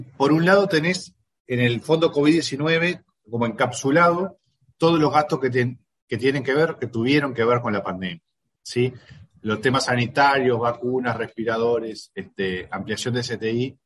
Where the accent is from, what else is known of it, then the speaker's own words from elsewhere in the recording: Uruguay; los uruguayos atravesamos la pandemia